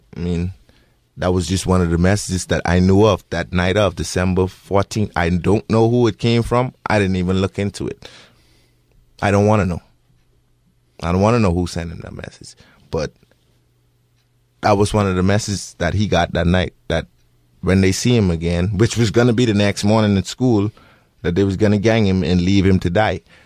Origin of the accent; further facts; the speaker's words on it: Bahamas; moved away as an adult; now in Bend, United States; I'm not from America, I'm from the Bahamas